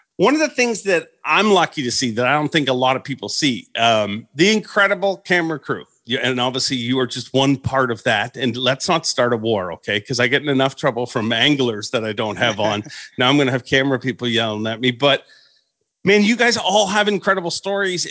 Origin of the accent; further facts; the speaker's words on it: Canada; as a Canadian